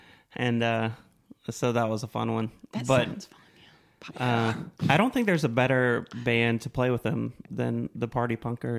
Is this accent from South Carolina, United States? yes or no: yes; Blue Ridge, outside Greenville, South Carolina, United States; I'm from the middle of like Blue Ridge out like 30 minutes outside of Greenville.